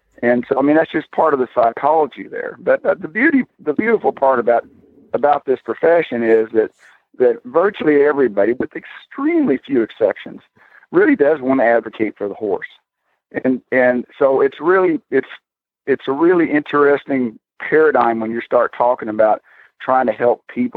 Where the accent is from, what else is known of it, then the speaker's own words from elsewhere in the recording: Texas, United States; accent: southern; also born or lived in Florida; now in Wilder, United States; I'm from Texas